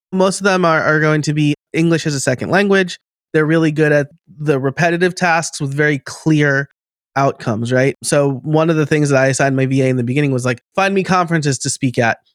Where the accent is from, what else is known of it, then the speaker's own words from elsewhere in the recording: New York, United States; accent: New York; now in Philadelphia area, United States; I live outside of Philly now, but I am from New York, about an hour north